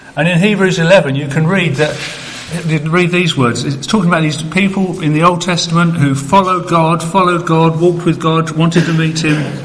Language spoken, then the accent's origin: English; United Kingdom; I'm British